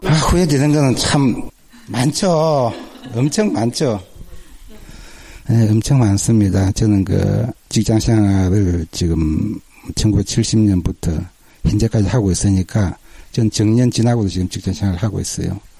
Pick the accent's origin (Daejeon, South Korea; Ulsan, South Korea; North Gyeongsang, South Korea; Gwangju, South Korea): Ulsan, South Korea; 저는 그 울산에서 왔고요.